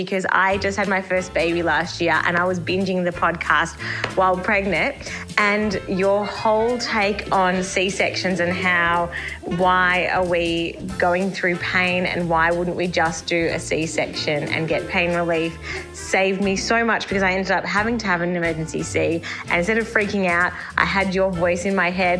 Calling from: Madison, Wisconsin, United States; I'm your Gistner from Madison, Wisconsin. I live 3 hours north of Sue the Dinosaur and that big shiny bean.

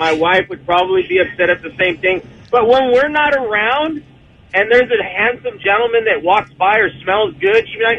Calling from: Menifee, California, United States; I am calling from Menifee, California.

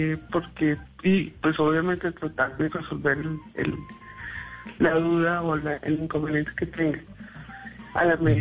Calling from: Acacías, Meta, Colombia; Desde Acacias Meta.

